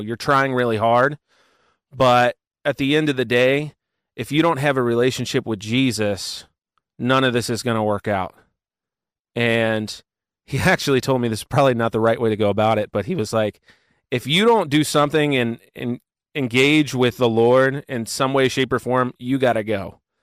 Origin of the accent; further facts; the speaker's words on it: Cincinnati, Ohio, United States; I am from Cincinnati, Ohio